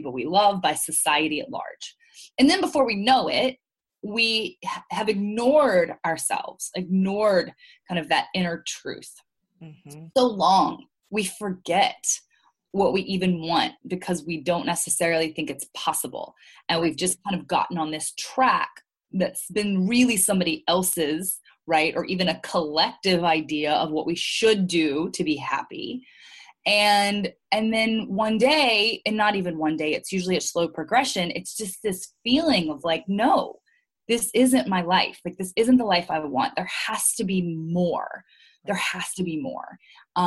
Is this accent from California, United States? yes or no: no; Louisiana, United States; moved away as an adult; also born or lived in Maryland, United States / New York, United States; grew up in Louisiana. I am mostly Lebanese. I grew up with a Lebanese family.